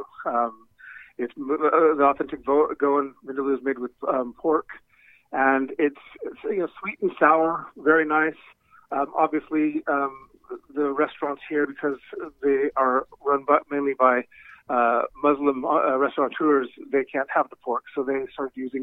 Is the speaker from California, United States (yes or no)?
yes; California, United States; moved away; I come from California originally